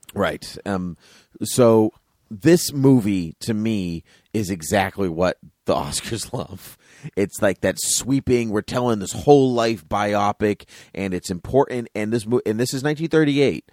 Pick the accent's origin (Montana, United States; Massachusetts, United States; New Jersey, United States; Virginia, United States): Massachusetts, United States; we're from Massachusetts